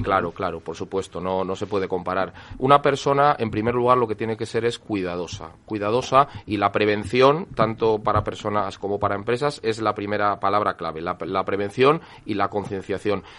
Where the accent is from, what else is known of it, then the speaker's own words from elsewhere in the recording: El Bierzo, Castile and León, Spain; yo soy de la provincia de León, aunque sea del Bierzo